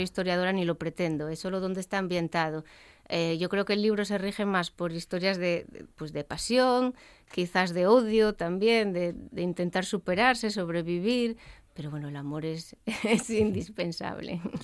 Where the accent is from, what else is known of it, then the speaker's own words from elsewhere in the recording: Gijón, Asturias, Spain; yo soy de Gijón